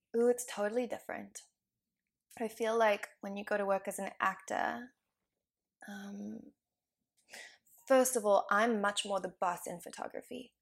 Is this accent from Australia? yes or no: no; South Africa; now in Vancouver, Canada; I grew up in South Africa